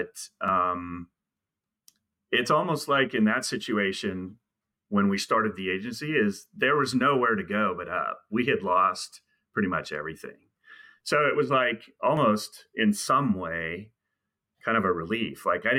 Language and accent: English; California, United States; moved away as an adult; also born or lived in Houston, Texas; we're both from California. I'm a native of California